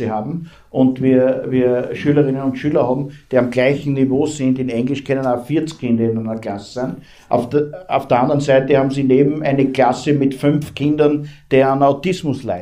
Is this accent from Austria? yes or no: yes; Austria; Ähm, bei uns in Österreich, um das nur beispielhaft zu sagen, ist die Menschenrechtskonvention Bestandteil der Bundesverfassung